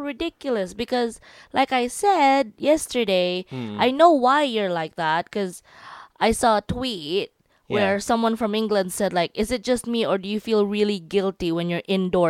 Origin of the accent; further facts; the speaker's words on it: Cebu City, Central Visayas, Philippines; now in Japan; I grew up in the Philippines in sunny Cebu.